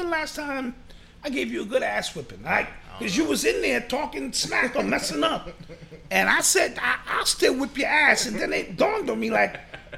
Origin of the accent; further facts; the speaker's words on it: New York City, New York, United States; I'm from the Boogie Down Bronx